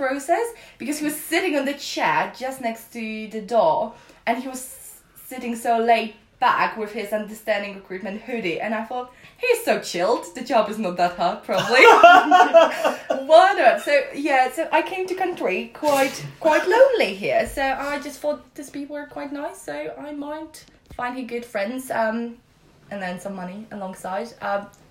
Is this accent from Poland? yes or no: yes; Poland; moved away as an adult; I came from Poland